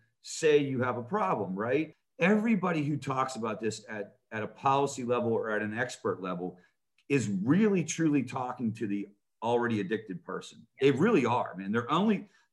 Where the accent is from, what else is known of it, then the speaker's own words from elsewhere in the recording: Pittsburgh, Pennsylvania, United States; I grew up in Pittsburgh, Pennsylvania.